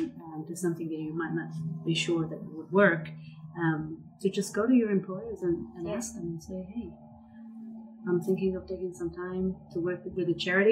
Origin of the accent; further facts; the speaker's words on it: Paris, Île-de-France, France; also born or lived in Israel; now in New Zealand; So, yeah, I'm originally from Paris. Then I lived in Israel for a long time.